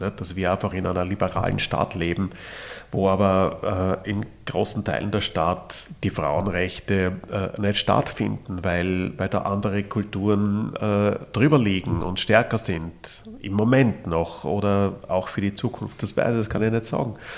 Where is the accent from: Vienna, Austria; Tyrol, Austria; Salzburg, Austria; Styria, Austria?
Vienna, Austria; als Wiener